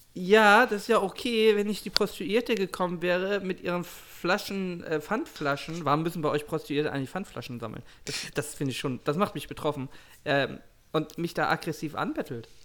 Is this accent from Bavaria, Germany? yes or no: no; Hamburg, Germany; ich bin in Hamburg aufgewachsen